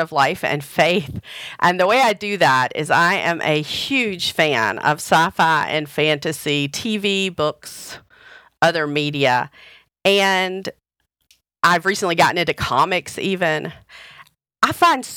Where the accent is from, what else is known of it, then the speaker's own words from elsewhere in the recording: the South, United States; I grew up United Methodist in the South in a small town